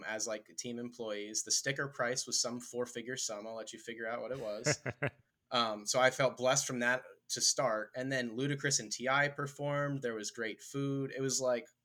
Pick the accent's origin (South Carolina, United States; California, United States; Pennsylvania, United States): Pennsylvania, United States; Philadelphia; moved away as an adult; also born or lived in Atlanta; Growing up in Philadelphia